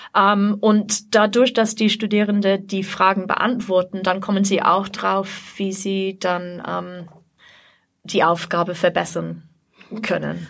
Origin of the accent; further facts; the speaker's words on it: England, United Kingdom; German is a second language; moved away as an adult; now in Austria; also ich komme aus Großbritannien, aus mhm. England, aber ich wohne schon seit über 30 Jahren in Österreich insgesamt.